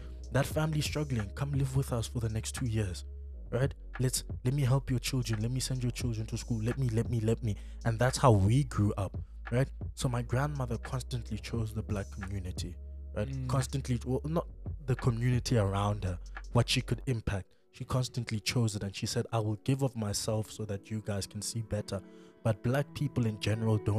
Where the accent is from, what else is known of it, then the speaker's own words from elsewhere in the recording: Soweto, Gauteng, South Africa; I grew up in Naledi Extension 2 Soweto